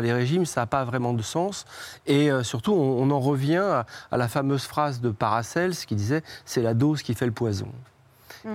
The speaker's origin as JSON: {"language": "French", "town": "Trouville-sur-Mer", "region": "Normandy", "country": "France", "said": "de Trouville, c'est là d'où je viens"}